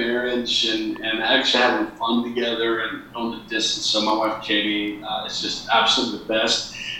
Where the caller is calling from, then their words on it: San Diego, California, United States; I am coming in from deep San Diego, and so just loving life